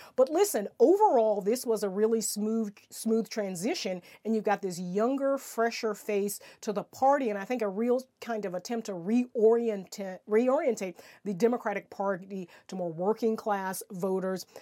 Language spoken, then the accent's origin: English; South Carolina, United States; South Carolina, my home state